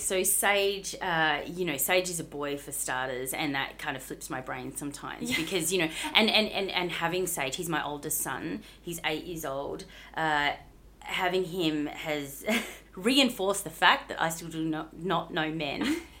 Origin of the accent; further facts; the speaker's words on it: Bunbury, Western Australia, Australia; In WA. So, down south in Bunbury.